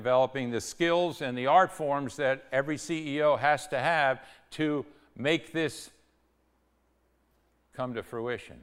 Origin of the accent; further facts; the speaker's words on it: New York, United States; also born or lived in Connecticut; I was born in New York, which isn't really Yankee land